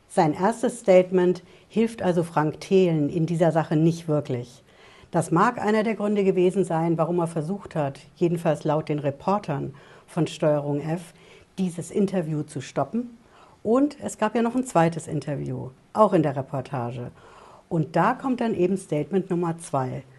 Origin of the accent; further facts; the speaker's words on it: Germany; bei uns in Deutschland